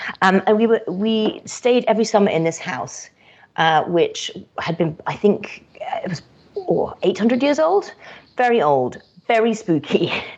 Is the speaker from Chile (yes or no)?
no; Kenya; also born or lived in Madagascar / Yemen / Morocco; So I had quite an itinerant childhood. So I grew up in Kenya, Madagascar, Yemen, Morocco, and but it was pre-internet days as well.